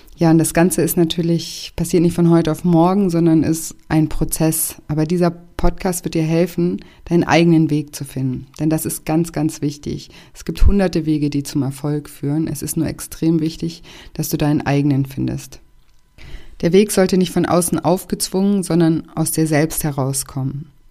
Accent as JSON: {"language": "German", "town": "Konstanz", "region": "Baden-Württemberg", "country": "Germany", "tie": "born or raised there", "also_born_or_lived": "Paris / Barcelona / Australia / Mexico", "moved": "as an adult", "said": "Konstanz ist auch meine Heimat. Ich bin hier aufgewachsen"}